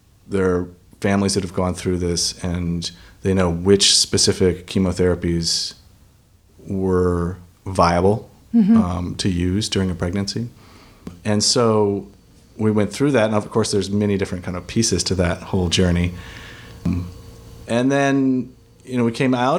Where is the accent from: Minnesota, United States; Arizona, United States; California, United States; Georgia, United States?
Minnesota, United States; now in Los Angeles, United States; I have lived in Los Angeles for about 20 years. I'm originally from Minnesota.